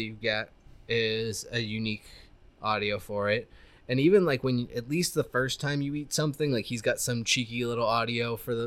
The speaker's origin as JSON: {"language": "English", "country": "United States", "said": "I'm American"}